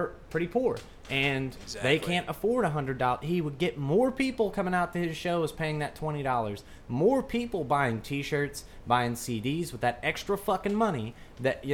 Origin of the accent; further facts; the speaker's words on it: Kentucky, United States; I grew up in Kentucky